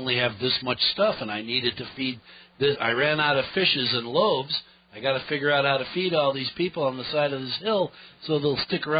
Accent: Michigan, United States; moved away; also born or lived in New Hampshire; my dad's from Michigan, I grew up in Michigan, where beans are an occasional member of the family

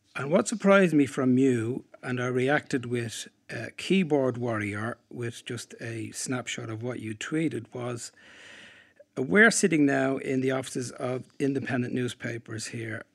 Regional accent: Dublin, Leinster, Ireland; Dublin, my hometown

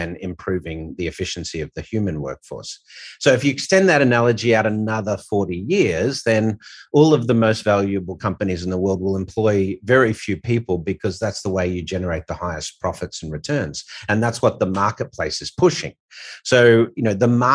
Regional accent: Australia; As Aussie

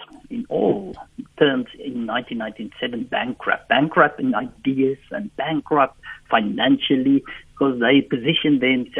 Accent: Free State, South Africa; English is a second language; I grew up in the Free State. I'm a Free State guy.

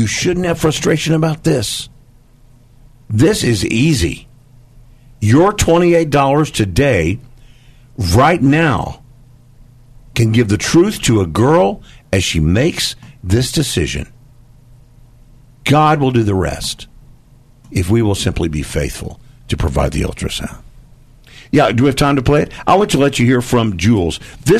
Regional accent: Dallas, Texas, United States; I grew up in Dallas, still live there, native Texan

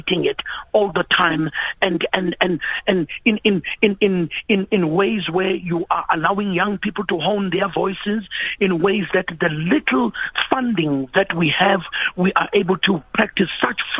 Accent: Durban, KwaZulu-Natal, South Africa; now in Johannesburg, South Africa; I'm a boy here who was born and raised in Durban, and I've been living in Joburg for more than 20 years.

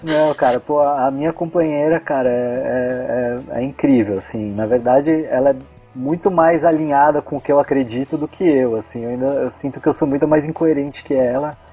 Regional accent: São Paulo, Brazil; moved away as an adult; also born or lived in Florianópolis, Brazil; eu só estudei lá, eu sou de São Paulo

